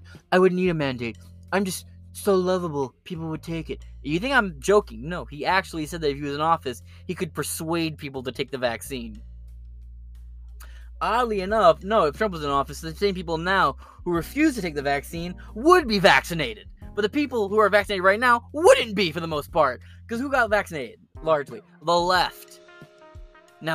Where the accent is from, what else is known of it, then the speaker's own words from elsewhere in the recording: United States; us Americans